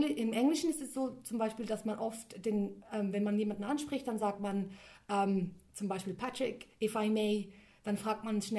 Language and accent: German; Switzerland; mein Vater ist ähm, aus Griechenland mhm. und ich bin dann in der Schweiz aufgewachsen